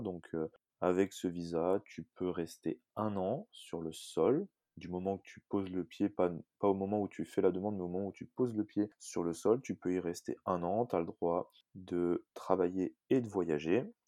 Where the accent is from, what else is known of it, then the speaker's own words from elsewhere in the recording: Annecy, Auvergne-Rhône-Alpes, France; moved away as an adult; now in New Zealand; je viens d'Annecy. J'ai passé la majeure partie de mon temps à Annecy et depuis maintenant un petit peu moins d'un an, je suis en Nouvelle-Zélande